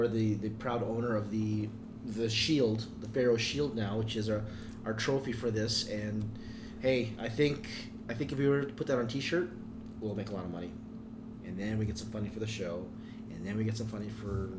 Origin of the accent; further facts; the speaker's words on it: Canada; this is how I prove to people that I'm Canadian.